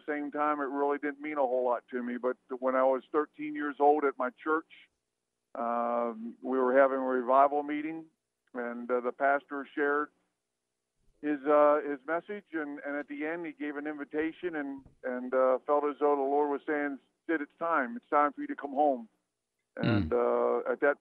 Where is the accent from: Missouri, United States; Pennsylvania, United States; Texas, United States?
Pennsylvania, United States; Mount Holly Springs; I grew up in a little town called Mount Holly Springs, Pennsylvania